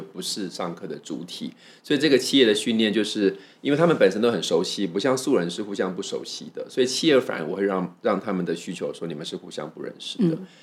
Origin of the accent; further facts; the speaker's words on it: Taiwan; 我自己是来自于台湾